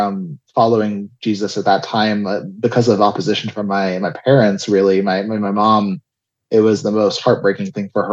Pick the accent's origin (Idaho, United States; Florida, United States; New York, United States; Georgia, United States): Florida, United States; South; moved away as an adult; also born or lived in Tel Aviv, Israel; I grew up in South Florida. I was born in Israel, in Tel Aviv, moved when I was about 3 and a half to the United States in Florida, grew up down there in South Florida until the end of high school